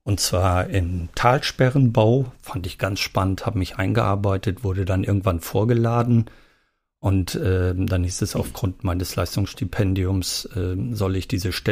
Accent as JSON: {"language": "German", "region": "East Germany", "country": "Germany", "tie": "born or raised there", "said": "Ich bin ja äh, in der DDR geboren"}